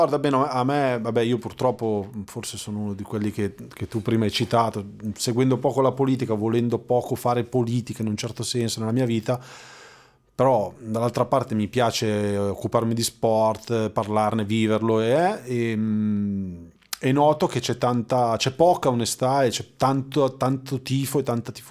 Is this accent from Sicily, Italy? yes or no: no; Sardinia, Italy; da sardo